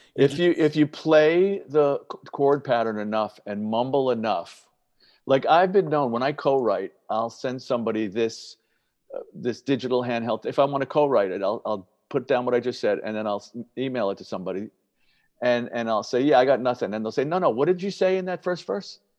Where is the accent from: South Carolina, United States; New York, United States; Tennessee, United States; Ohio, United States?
New York, United States; New York City; I'm a Yankee person growing up in the Bronx